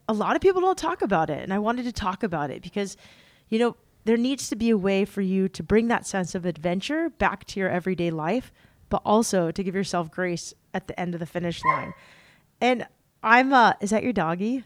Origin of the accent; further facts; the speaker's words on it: San Diego, California, United States; I grew up in San Diego